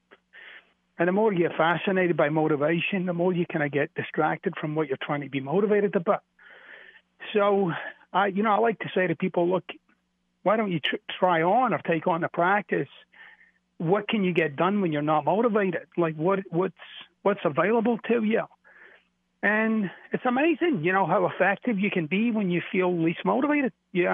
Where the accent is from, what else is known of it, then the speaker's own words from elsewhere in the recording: Glasgow, Scotland, United Kingdom; moved away; I'm from Glasgow, which is a little bit up the street.